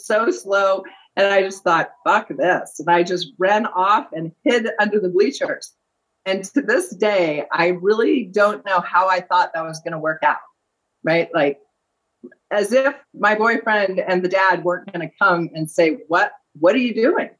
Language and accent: English; San Diego, California, United States; also born or lived in Reno/Lake Tahoe, Nevada; now in Reno, United States; I grew up in Southern California, San Diego, North County area